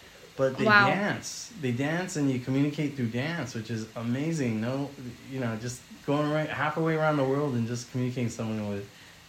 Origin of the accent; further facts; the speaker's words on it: California, United States; I grew up in California all my life